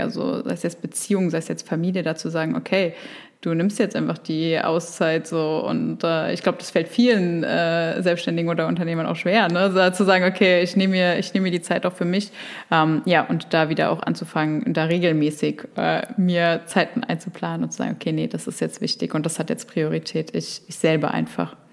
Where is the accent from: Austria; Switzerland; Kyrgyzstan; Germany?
Germany; near Frankfurt, Hesse; ich komme aus der Nähe von Frankfurt